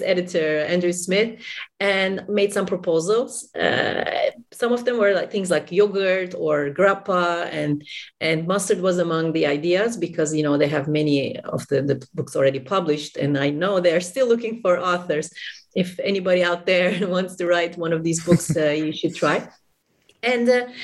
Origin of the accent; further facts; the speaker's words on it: Istanbul, Turkey; I'm from Istanbul, Turkey